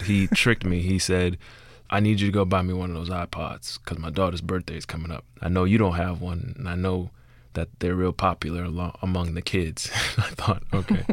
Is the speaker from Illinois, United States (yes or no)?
no; Miami, Florida, United States; moved away; I'm from Liberty City